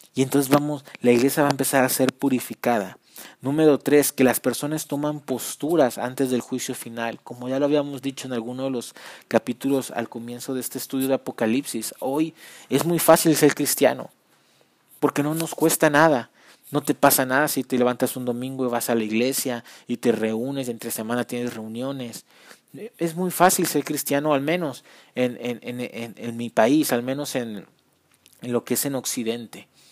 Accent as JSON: {"language": "Spanish", "country": "Mexico", "said": "yo soy mexicano"}